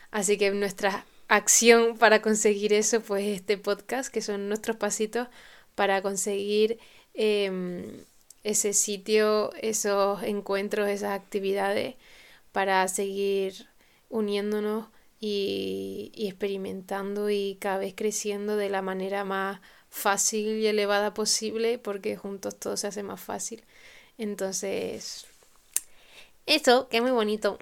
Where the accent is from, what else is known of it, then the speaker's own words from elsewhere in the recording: Tenerife, Canary Islands, Spain; aquí en mi tierra, en Canarias, en Tenerife